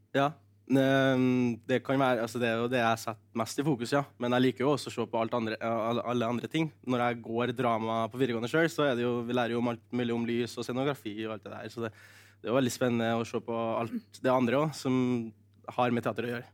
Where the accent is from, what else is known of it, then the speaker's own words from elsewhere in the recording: Norway; kulturskolen i Ressa, der jeg kommer fra